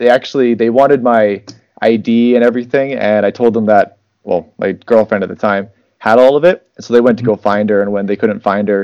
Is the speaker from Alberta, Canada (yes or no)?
yes; St. Albert, Alberta, Canada; So I'm from St. Albert, Alberta, Canada. It's just north of Edmonton.